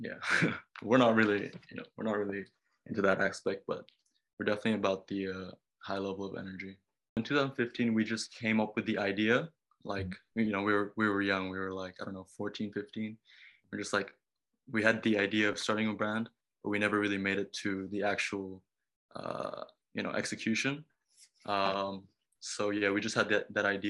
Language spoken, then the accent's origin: English; Bali, Indonesia; also born or lived in Japan; I was born in Bali